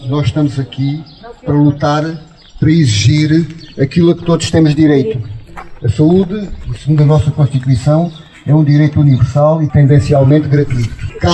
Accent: Portugal; Não somos portugueses de segunda, somos portugueses de primeira

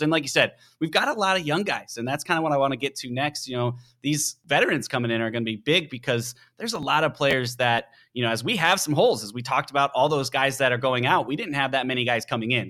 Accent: Chicago, Illinois, United States; moved away; I grew up in Chicago

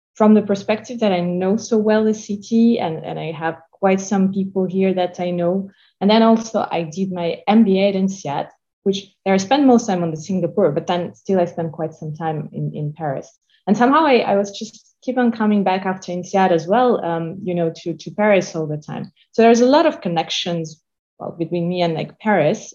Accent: Moscow, Russia; moved away; I'm Russian. I was born in Moscow.

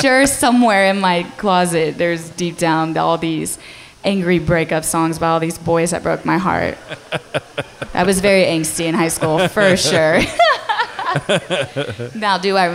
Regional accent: Brenham, Texas, United States; moved away as an adult; now in Fort Worth, United States; I played a lot in my hometown. So anywhere in Brenham, I would be playing

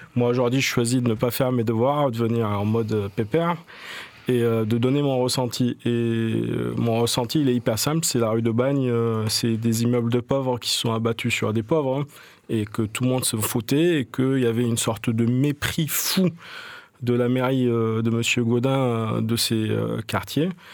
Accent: Marseille, Provence-Alpes-Côte d'Azur, France; j'ai grandi à La Plaine. C'est un quartier que j'adore

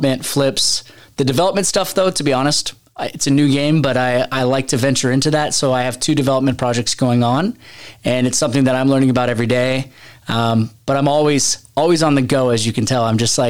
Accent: Seattle, Washington, United States; moved away as an adult; now in San Diego, United States; I was born and raised in Seattle

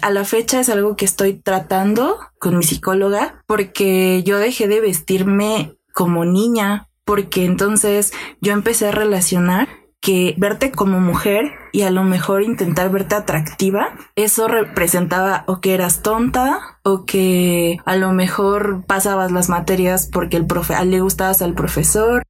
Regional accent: Mexico City, Mexico; soy aquí de la Ciudad de México

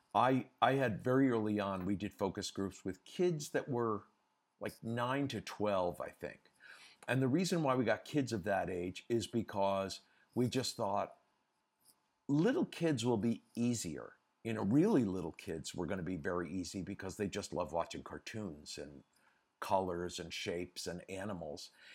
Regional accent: United States; moved away as an adult; also born or lived in Europe; I'm an American, uh, by birth and by passport, but I've, after, um, Versace, I decided I wanted to stay in Europe and live in Europe

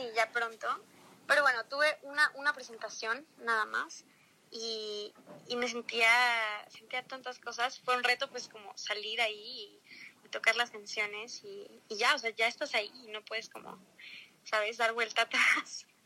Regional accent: Mexico; also born or lived in Los Cabos, Mexico; yo nací en México. Este, mi papá es brasileño, mi mamá es mexicana

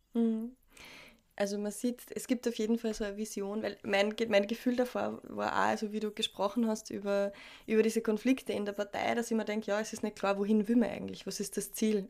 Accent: Austria; bei uns in Österreich

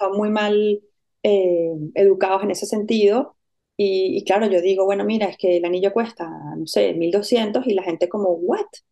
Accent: Venezuela; moved away as an adult; also born or lived in Caracas / Madrid / Barcelona; yo soy venezolana y fui a la Universidad Central de Venezuela

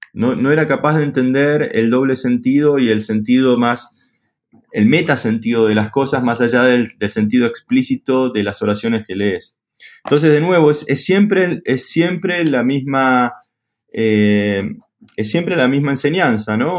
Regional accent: Argentina; soy argentino

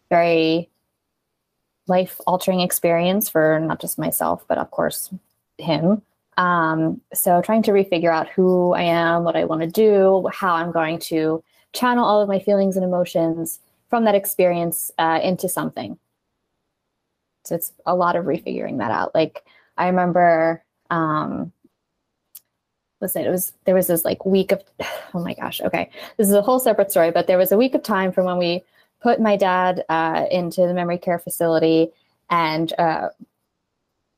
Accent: New Jersey, United States; we are from South Jersey

